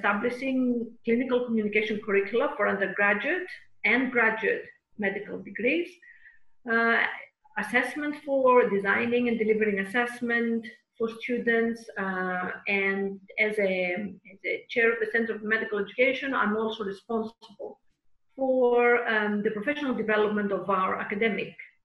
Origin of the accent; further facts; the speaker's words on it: Karditsa, Thessaly, Greece; moved away as an adult; also born or lived in Athens, Greece / London, United Kingdom; now in Cyprus; I was brought up, born and brought up in a small city in the center of Greece called Karditsa